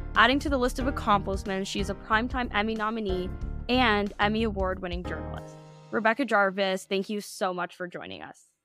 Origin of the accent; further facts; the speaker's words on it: Minnesota, United States; We're all from Minnesota